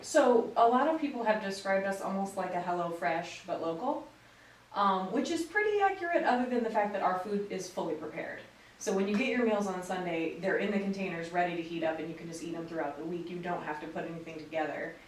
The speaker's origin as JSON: {"language": "English", "town": "Crown Point", "region": "Indiana", "country": "United States", "tie": "born or raised there", "moved": "as an adult", "lives_now": "Lynchburg, United States", "said": "right outside of Chicago, Crown Point, Indiana is my hometown."}